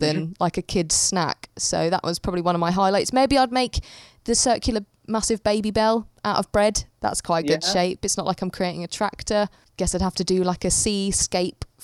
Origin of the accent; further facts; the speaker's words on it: Dover, South East England, United Kingdom; I grew up in Dover